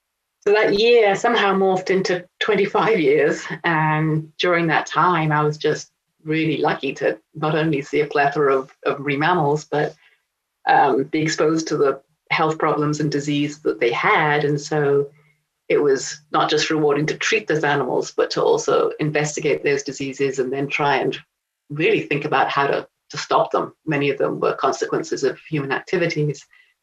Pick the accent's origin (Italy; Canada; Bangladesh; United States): Italy; Rome, Lazio; also born or lived in England; I'm English. I actually grew up in Italy, and my father was working for the United Nations for the fisheries department at the FAO, Food and Agriculture Organization in Rome. So I grew up in Rome and then went to England at 18